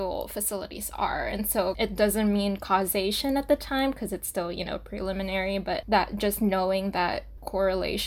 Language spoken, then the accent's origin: English; Saipan, Northern Mariana Islands; born or raised there; moved away as an adult; also born or lived in Portland, Oregon; now in New York City, United States